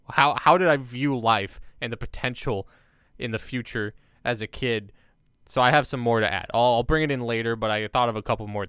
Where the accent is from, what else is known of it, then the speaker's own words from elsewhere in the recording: United States; I grew up American, too. Sorry. You go. I just had to get that in there because I'm American